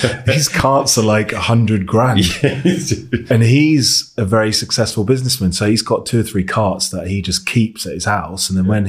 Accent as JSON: {"language": "English", "area": "Devon", "region": "South West England", "country": "United Kingdom", "tie": "born or raised there", "said": "I grew up in Devon"}